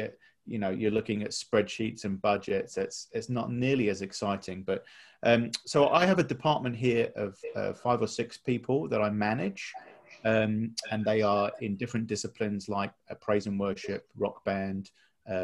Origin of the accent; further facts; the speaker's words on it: United Kingdom; moved away as an adult; now in Atlanta, United States; And you can tell from my accent that I'm from Atlanta, Georgia. Actually, originally born close to London in England.